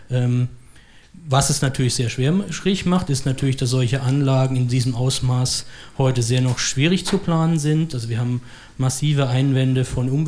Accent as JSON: {"language": "German", "region": "Bern", "country": "Switzerland", "said": "aus der Region, wo ich herkomme. In Bern"}